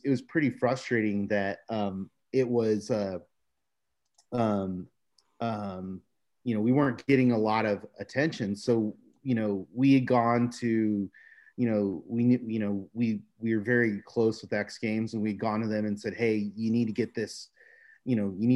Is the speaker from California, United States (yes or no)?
yes; San Diego, California, United States; we had grown up in San Diego